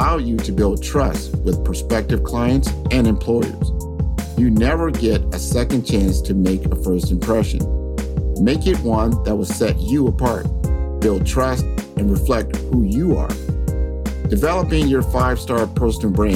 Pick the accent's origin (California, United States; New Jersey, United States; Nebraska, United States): Nebraska, United States; Omaha; my hometown of Omaha, Nebraska.